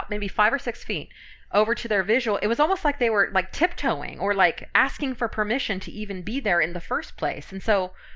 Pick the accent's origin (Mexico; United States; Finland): Finland; moved away; I'm from Finland originally, and Finns tend to be cold and, you know, brutal, and our voice pattern always curls down.